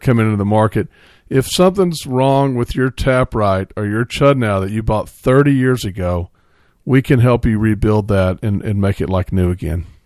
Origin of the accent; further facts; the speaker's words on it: Central Texas, United States; we're all from Austin, San Marcos, basically Central Texas. So, uh, we grew up with Scheinerbach